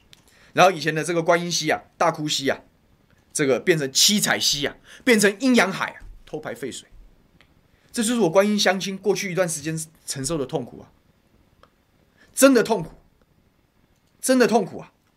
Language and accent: Chinese; Taoyuan, Taiwan; 那我是桃园人，我就讲桃园家乡的事情。